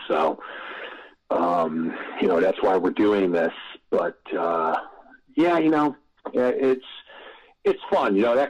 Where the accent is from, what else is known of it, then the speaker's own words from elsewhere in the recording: Connecticut, United States; I was a kid from Connecticut